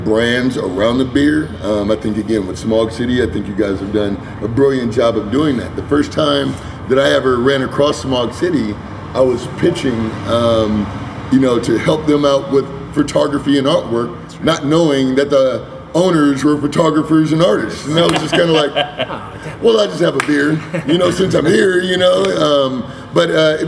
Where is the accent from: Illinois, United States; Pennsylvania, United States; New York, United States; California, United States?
California, United States; Pasadena; I'm from Pasadena, Altadena area.